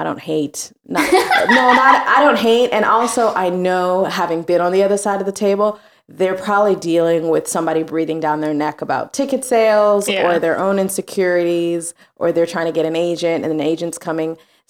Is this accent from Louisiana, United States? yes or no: yes; Louisiana, United States; now in New York, United States; He's from Georgia. I'm from Louisiana.